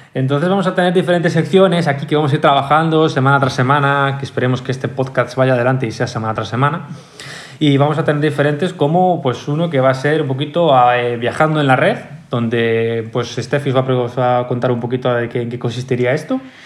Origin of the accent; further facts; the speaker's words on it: Galicia, Spain; todos somos gallegos